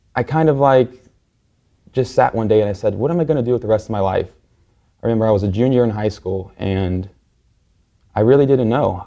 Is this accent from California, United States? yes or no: no; Cincinnati, Ohio, United States; moved away as an adult; now in Miami, United States; I um, currently live in Miami, but I was, I was born and raised in Cincinnati, Ohio